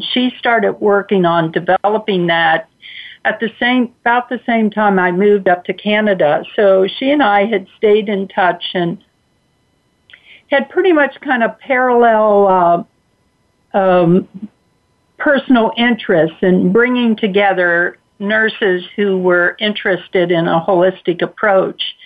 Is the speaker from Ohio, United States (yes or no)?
yes; Cincinnati, Ohio, United States; I grew up in Cincinnati, Ohio, to uh, uh, very loving parents